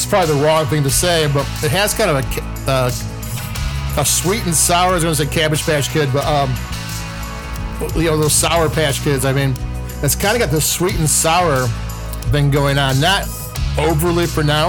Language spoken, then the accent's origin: English; Chicago, Illinois, United States; I'm from Chicago